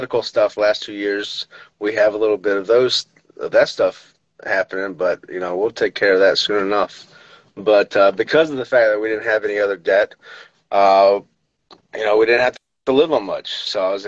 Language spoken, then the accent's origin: English; the South, United States; I'm from the South